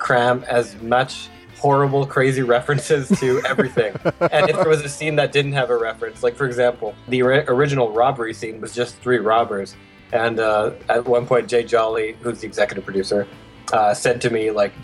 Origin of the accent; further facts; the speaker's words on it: Canada; being Canadian